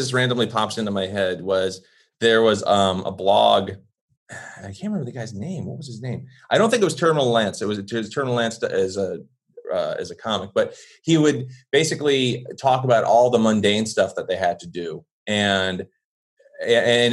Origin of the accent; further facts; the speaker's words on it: Blue Island, Illinois, United States; accent: Chicago; There's my Chicago accent coming out because I was born in Blue Island